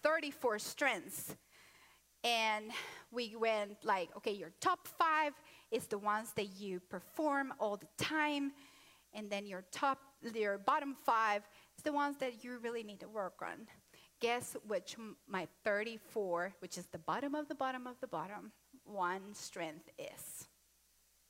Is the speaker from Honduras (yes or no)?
yes; Honduras; I'm Latino from Honduras